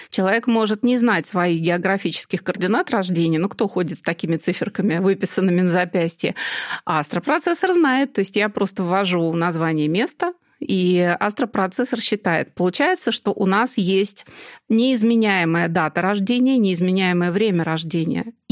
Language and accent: Russian; Moscow, Russia; И при том, что я родилась и живу в Москве, вот мне идеально подошел Нижний Тагил.